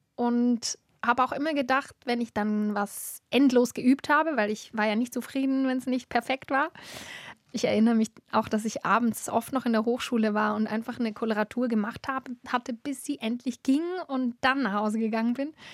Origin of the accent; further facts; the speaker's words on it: Adligenswil, Lucerne, Switzerland; in Adligenswil, wo ich aufgewachsen bin